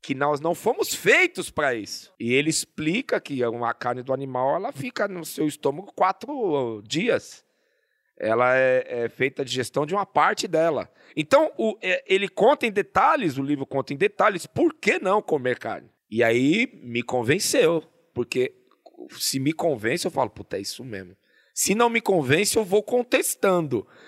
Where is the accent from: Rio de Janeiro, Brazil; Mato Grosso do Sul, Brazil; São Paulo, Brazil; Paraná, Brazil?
São Paulo, Brazil; Zona Norte, nasci no Tucuruvi, onde hoje é a estação de. Não, eu nasci na Vila, na Vila Gustavo. Na Vila Gustavo. E depois eu fui pro Tucuruvi